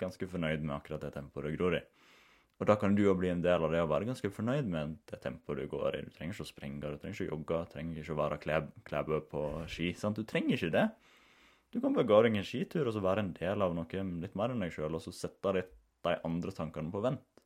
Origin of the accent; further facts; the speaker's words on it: Norway; Vi kommer jo ifra Den norske kulturen kommer jo ifra liksom, husmannssamfunn